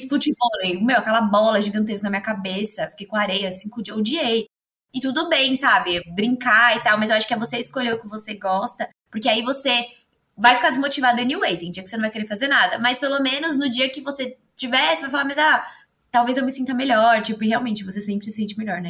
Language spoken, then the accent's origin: Portuguese; Santos, São Paulo, Brazil; sou santista, moro aqui no litoral paulista